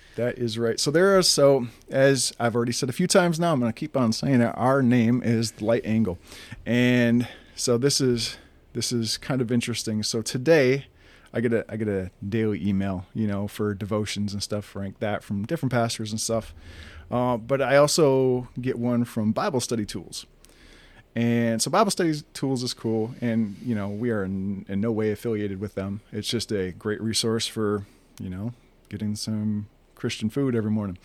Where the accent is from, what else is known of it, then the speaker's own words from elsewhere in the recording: northern Wisconsin, United States; also born or lived in Green Bay, Wisconsin; I was born in Green Bay, Wisconsin, and, uh, I was, you know, raised Lutheran. Uh, we grew up, you know, throughout my youth. Uh, in northern Wisconsin, about an hour north of Green Bay